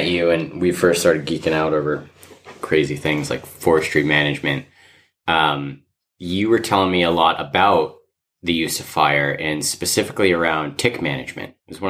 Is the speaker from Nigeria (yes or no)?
no; New England, United States; I'm from New England, so it's like an epidemic.